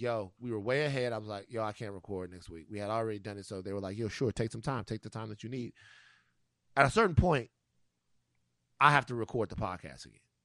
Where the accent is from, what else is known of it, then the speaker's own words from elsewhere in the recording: Louisiana, United States; the Mardi Gras situation um, that goes on goes on in my home state